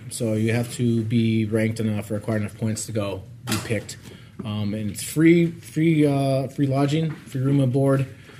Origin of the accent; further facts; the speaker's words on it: Eugene, Oregon, United States; moved away as an adult; also born or lived in Chicago, Illinois / Colorado; I grew up in Eugene, Oregon, other side of the world, the States, pretty much